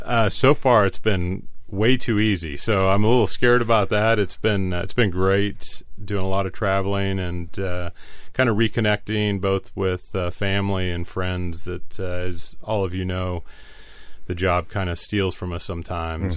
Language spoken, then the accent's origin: English; La Mesa, California, United States; I was born and raised in La Mesa